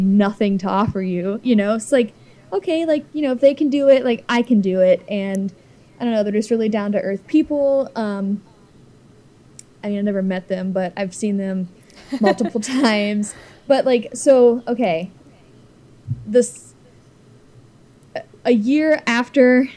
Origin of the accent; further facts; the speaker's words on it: Cincinnati, Ohio, United States; I'm kind of from Cincinnati. I'm basically from Cincinnati